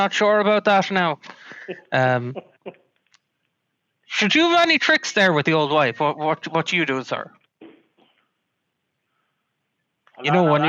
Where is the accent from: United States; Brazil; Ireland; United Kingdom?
Ireland; Now, listen, I'm an Irishman.